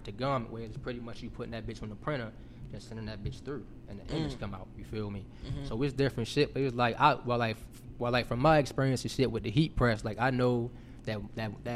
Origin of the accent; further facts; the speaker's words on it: Baltimore, Maryland, United States; moved away as an adult; also born or lived in Atlanta / Houston; I'm from Baltimore for real. Then I came to school in the A, and then I ended up getting an internship in Houston at BP